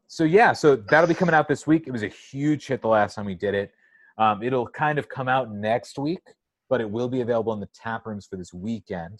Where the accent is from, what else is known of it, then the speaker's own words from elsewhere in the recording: San Diego, California, United States; moved away; also born or lived in Astoria, Queens, New York; I'm from San Diego